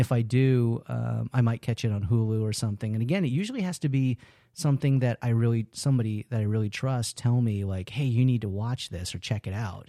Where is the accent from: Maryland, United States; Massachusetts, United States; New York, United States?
New York, United States; moved away; I'm originally from New York